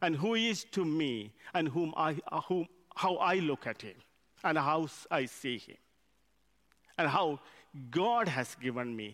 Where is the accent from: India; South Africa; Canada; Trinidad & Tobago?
India; English is a second language; moved away as an adult; now in United Kingdom; I come from India. English is my second language.